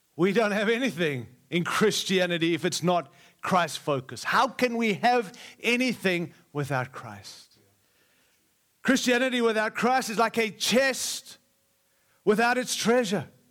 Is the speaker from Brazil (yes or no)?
no; Australia; also born or lived in Africa; now in United States; I was born in Africa, raised in Australia, and now I live in the great nation of America